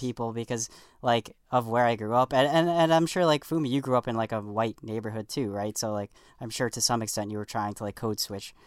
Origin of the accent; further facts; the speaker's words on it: New York City, New York, United States; where I grew up on the South Shore of Staten Island, it's all Italian and Irish